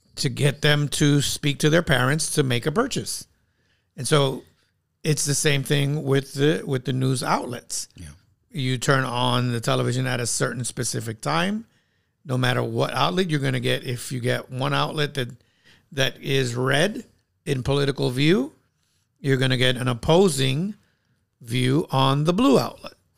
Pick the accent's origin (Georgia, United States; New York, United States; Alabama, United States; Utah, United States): New York, United States; New York City; growing up in New York City